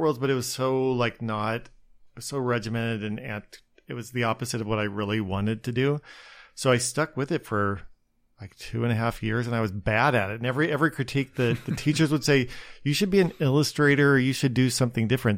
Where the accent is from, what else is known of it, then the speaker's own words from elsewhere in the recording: outside Spokane, Washington, United States; moved away as an adult; also born or lived in Seattle, United States / New York, United States / Los Angeles, United States; now in Long Beach, United States; I grew up outside of Spokane, or, and it was just itty bitty little town